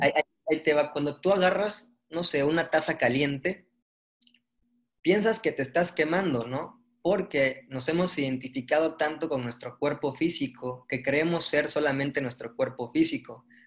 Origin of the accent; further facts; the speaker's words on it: Mérida, Yucatán, Mexico; somos de Mérida